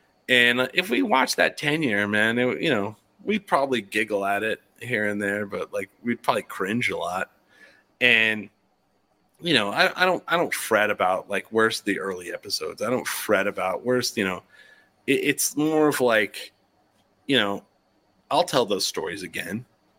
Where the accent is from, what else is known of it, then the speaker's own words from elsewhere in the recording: United States; accent: American; I would say if I listen to my voice, I have an average American voice.